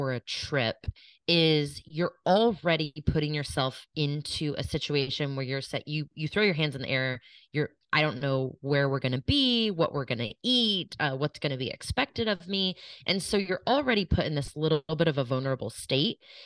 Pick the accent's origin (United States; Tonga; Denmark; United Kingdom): United States; Kansas City; I grew up in Kansas City. I grew up in the suburbs of Kansas City.